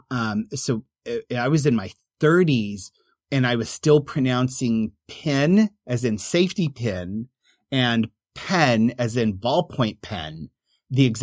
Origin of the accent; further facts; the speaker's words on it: Oklahoma, United States; accent: Oklahoma; I overcompensate because of my Oklahoma accent